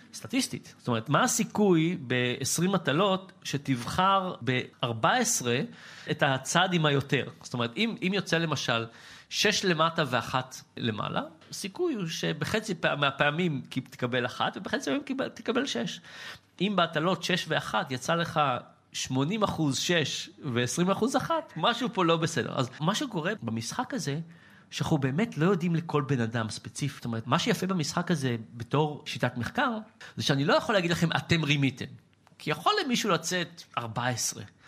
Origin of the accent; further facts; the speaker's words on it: Israel; בתור ישראלי